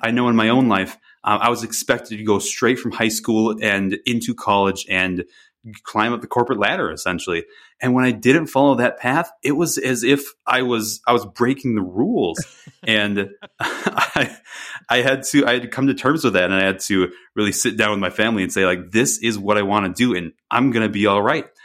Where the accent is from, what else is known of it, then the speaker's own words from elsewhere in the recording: Wisconsin, United States; moved away; I grew up in Wisconsin